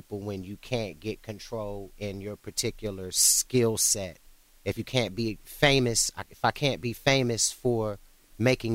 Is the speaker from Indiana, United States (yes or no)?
no; Cleveland, Ohio, United States; I was born in Ohio, and I was in and out of Cleveland throughout my childhood